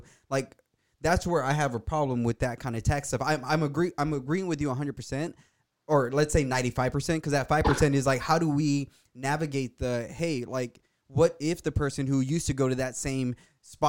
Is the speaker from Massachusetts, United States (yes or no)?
no; the Valley, Texas, United States; I'm from the Valley, bro. I've seen people hung on a bridge. When I was in college, there was a shootout between the cartel and the Border Patrol